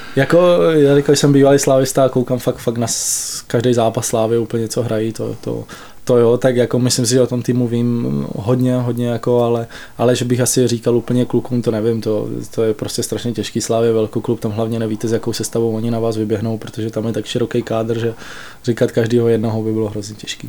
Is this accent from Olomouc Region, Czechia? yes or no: yes; Olomouc Region, Czechia; now in Pardubice, Czechia; Pocházíme oba dva z Olomouckého kraje